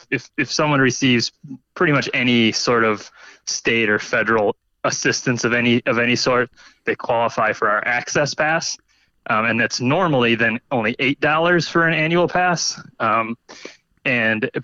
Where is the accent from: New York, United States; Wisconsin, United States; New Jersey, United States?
Wisconsin, United States; Racine; also born or lived in Madison, Wisconsin; I grew up in Racine.